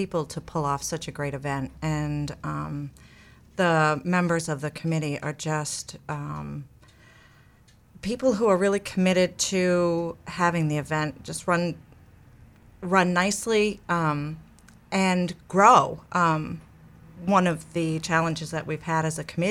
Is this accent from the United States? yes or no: yes; East Machias, Maine, United States; moved away; also born or lived in Belfast, Maine; I started out way back when in Washington County in the, actually East Machias